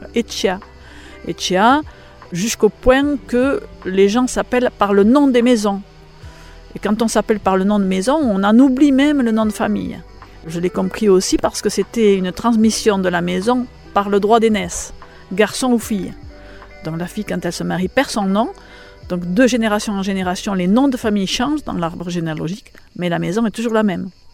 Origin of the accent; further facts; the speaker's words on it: Biarritz, Nouvelle-Aquitaine, France; moved away as an adult; now in Saint-Martin-d'Arberoue, France; je ne suis pas native de Saint-Martin-d'Arberou, je suis native de Biarritz. Donc, je suis une fille, entre guillemets, de la côte.